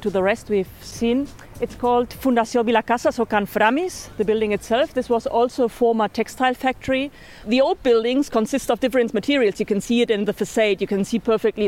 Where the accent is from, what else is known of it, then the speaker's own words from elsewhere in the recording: Germany; now in Barcelona, Spain; I'm originally from Germany, also an architect like Lorenzo